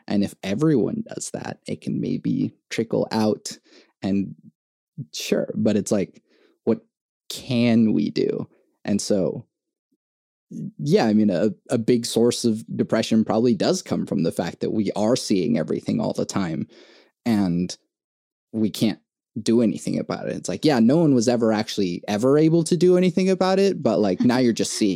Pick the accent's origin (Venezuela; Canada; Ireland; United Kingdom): Venezuela; now in United States; I was born in Venezuela and like I uh, came to the US in 2001.